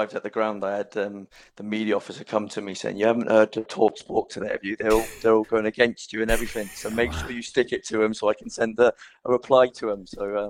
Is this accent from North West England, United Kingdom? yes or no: no; Reading, South East England, United Kingdom; also born or lived in Exmouth / Swansea; Yeah, I was born in Exmouth. I don't remember too much. I was only 4 when I moved away. And then my dad's job brought us up to Reading.